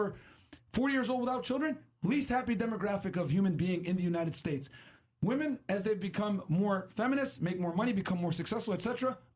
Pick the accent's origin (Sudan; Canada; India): Sudan; Northern Sudan; I'm from North Sudan.